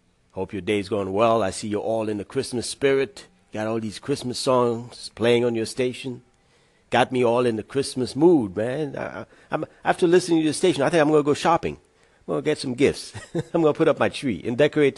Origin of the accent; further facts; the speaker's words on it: New York, United States; moved away as an adult; now in Virginia, United States; I've only been down here a few years, and I'm from New York